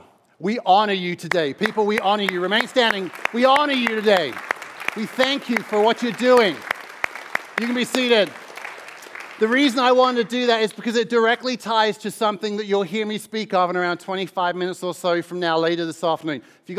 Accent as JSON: {"language": "English", "town": "Mildenhall", "region": "East of England", "country": "United Kingdom", "tie": "born or raised there", "said": "I'm from across the border. I'm in Suffolk. Mildenhall is my hometown. But as you can tell at this point, my accent is somewhat rooted elsewhere."}